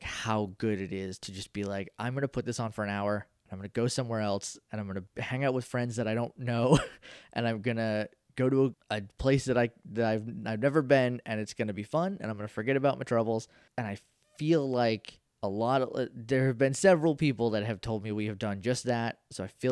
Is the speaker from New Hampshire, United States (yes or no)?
yes; New Hampshire, United States; I'm from New Hampshire.